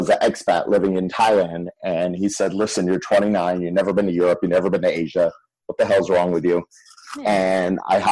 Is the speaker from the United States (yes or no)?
yes; Fort Lauderdale, Florida, United States; also born or lived in Michigan; I was born in Michigan. And then we moved to Fort Lauderdale when I was three